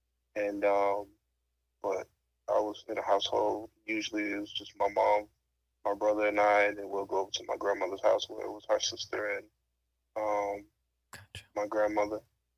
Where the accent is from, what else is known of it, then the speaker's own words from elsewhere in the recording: Fort Lauderdale, Florida, United States; Well, I'm from Fort Lauderdale, Florida. And what it's like growing up there, it's a typical inner city. I grew up in a neighborhood where it's a lot of, you know, violence and you know, drugs and stuff like that you might see.